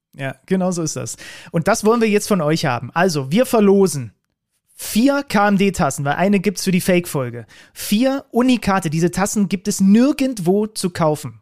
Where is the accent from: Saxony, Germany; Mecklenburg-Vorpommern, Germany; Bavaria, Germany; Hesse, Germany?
Saxony, Germany; Reinsdorf; da wo ich herkomme. Ich komme aus dem Dorf Reinsdorf.